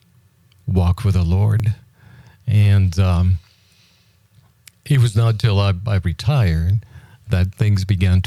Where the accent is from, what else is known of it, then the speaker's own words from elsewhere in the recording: Puerto Rico; I was born in Puerto Rico a few years ago